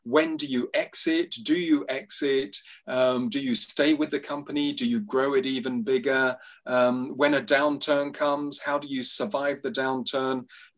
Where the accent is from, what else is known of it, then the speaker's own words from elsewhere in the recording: London, United Kingdom; also born or lived in Nigeria / Uganda; My story so far, so I grew up in London and Nigeria and Uganda.